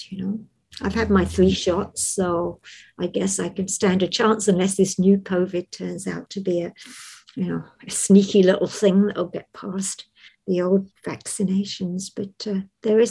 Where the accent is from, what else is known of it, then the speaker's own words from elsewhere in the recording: London, United Kingdom; I was born and raised in London